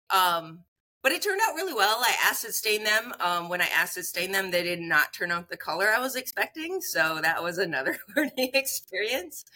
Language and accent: English; northern Minnesota, United States; so I grew up in Minnesota, northern Minnesota. I grew up on a farm.